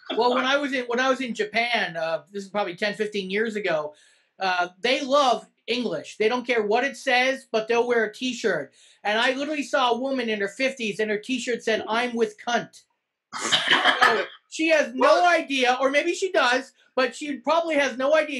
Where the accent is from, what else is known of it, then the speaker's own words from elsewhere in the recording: Canada; we're Canadian